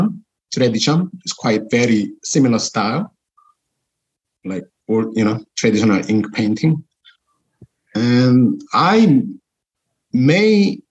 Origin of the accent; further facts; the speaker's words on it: South Korea; now in Auckland, New Zealand; because I was raised in Korean Korean culture, and also I was educated from in such an early age from Korean school system